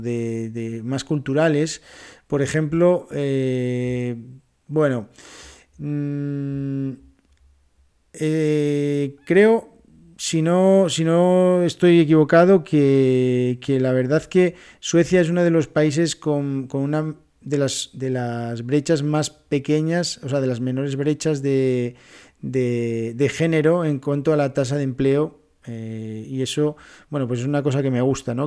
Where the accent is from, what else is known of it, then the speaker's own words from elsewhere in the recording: near Barcelona, Catalonia, Spain; moved away; cuando era pequeño vivía en Cataluña, cerca de Barcelona